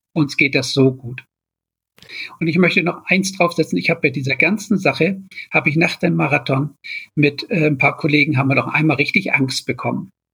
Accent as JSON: {"language": "German", "country": "Germany", "said": "als Deutscher"}